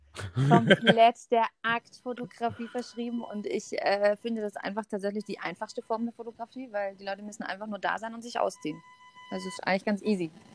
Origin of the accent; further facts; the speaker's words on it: near Stuttgart, Swabia, Baden-Württemberg, Germany; accent: Swabian; Ich komme aus der Nähe von dem wunderschönen Stuttgart, dem äh, wunderbaren Schwabenland. Versuche mein Schwäbisch äh, sehr dezent zurückzuhalten